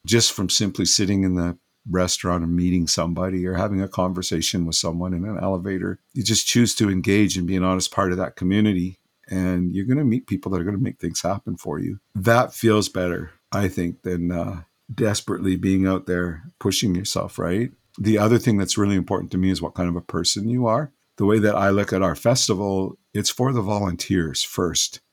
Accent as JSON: {"language": "English", "area": "West Coast", "region": "British Columbia", "country": "Canada", "said": "I'm from the West Coast here"}